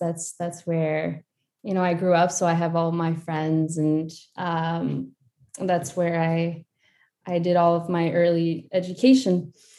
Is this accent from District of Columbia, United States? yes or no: yes; Washington, District of Columbia, United States; moved away as an adult; now in Lyon, France; I am a Mexican American. So I was born and raised in Washington, D.C., but my parents are from Mexico.